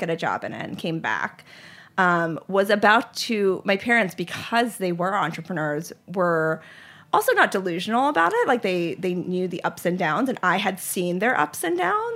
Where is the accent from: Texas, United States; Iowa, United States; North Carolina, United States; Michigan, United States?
North Carolina, United States; Charlotte; also born or lived in Lehigh Valley, Pennsylvania; I grew up in Charlotte, North Carolina.